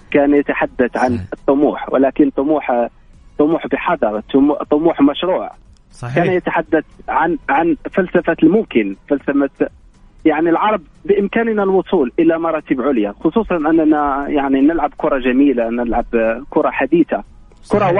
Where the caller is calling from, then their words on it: Casablanca, Casablanca-Settat, Morocco; حرك من مدينة الدار البيضاء الدار البيضاء